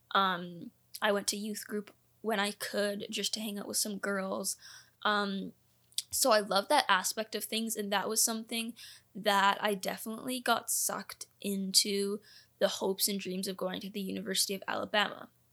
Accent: Canada; also born or lived in Orlando, Florida, United States; I am a dual citizen, I was born in Orlando, Florida, the school that I was going to was in Canada

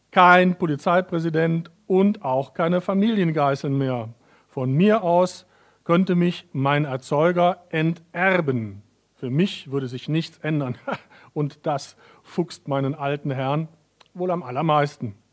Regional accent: North Rhine-Westphalia, Germany; also born or lived in Vienna, Austria; Obwohl ich aus, ich komme ja aus Nordrhein-Westfalen, äh, was man auch schwer, glaube ich, äh, äh, überhören kann an meiner Sprache.

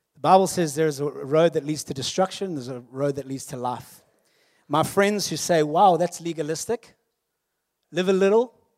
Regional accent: South Africa; I am South African, born in nineteen eighty-three. A millennial born during apartheid, but kinda schooled after apartheid

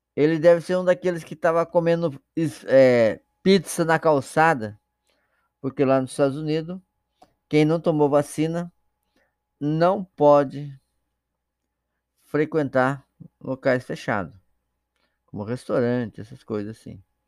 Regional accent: Brazil; nós brasileiros

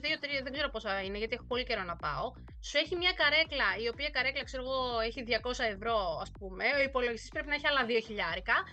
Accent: Greece; moved away as an adult; also born or lived in Thessaloniki, Greece; now in Seoul, South Korea; του λέω από Ελλάδα

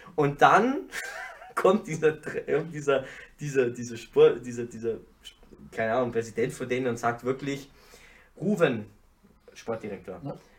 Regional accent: Ingolstadt, Bavaria, Germany; Aus Ingolstadt

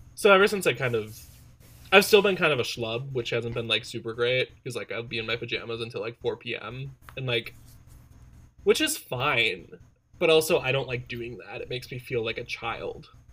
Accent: Wisconsin, United States; My family's a little wild and we're also from Wisconsin

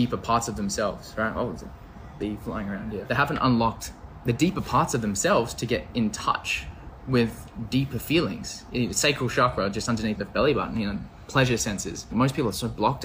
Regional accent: Australia; also born or lived in Canada; I'm from Australia

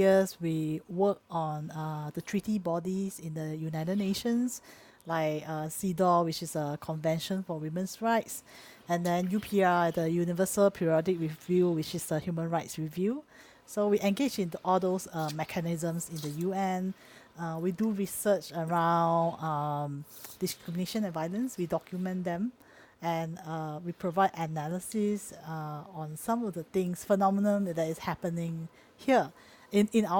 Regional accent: Singapore; I grew up from Singapore

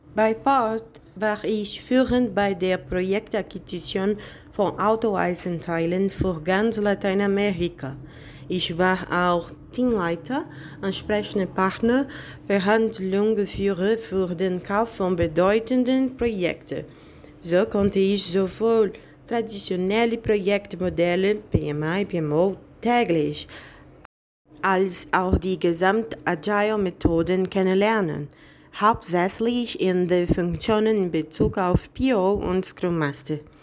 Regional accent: Bahia, Brazil; German is a second language; moved away as an adult; also born or lived in Berlin; now in São Paulo, Brazil; ich komme aus Bahia, auch wenn ich lebe seit vier Jahren in São Paulo

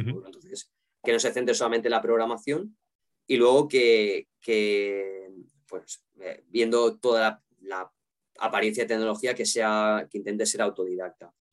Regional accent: Valencian Community, Spain; siendo valenciano

